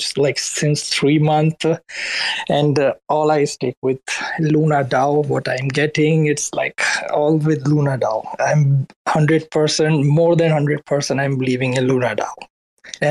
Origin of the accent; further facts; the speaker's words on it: Karachi, Sindh, Pakistan; now in Berlin, Germany; I'm actually backgrounded from Pakistan, Karachi, and now I'm in Berlin